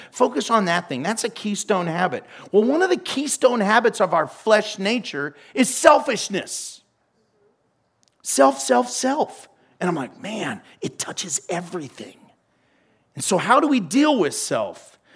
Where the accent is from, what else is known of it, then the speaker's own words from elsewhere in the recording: United States; I'm American.